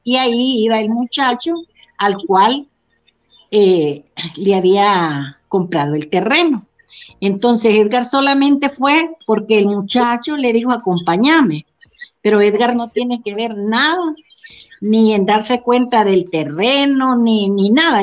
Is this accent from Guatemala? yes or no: no; Trinidad, Santa Bárbara, Honduras; mi pueblo Trinidad Santa Bárbara